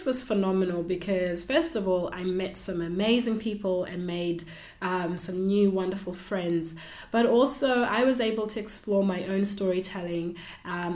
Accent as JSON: {"language": "English", "country": "Zimbabwe", "tie": "born or raised there", "moved": "as an adult", "lives_now": "Australia", "said": "I was born in Zimbabwe and I live in Australia."}